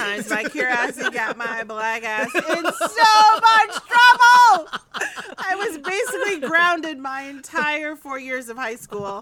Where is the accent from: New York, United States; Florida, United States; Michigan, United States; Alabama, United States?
Michigan, United States; Ann Arbor; moved away as an adult; I grew up in the bustling metropolis of Ann Arbor, Michigan